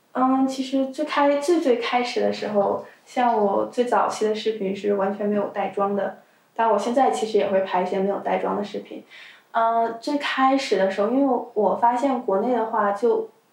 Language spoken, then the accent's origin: Chinese; China; first language Chinese; moved away; 当然也有可能因为我本身是中国人